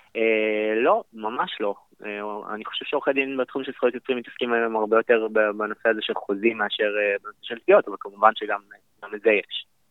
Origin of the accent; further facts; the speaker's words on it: Israel; ב-D N A שלנו כישראלים